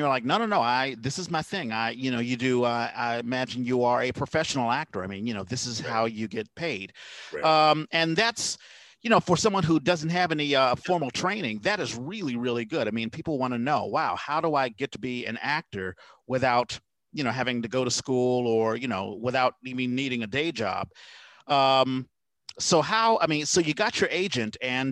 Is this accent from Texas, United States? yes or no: no; Washington, District of Columbia, United States; moved away; I grew up in the Petworth section. That's Northwest D.C.